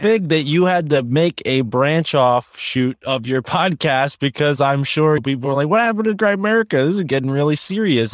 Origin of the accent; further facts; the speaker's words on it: Connecticut, United States; growing up in Connecticut, not too far from Yale University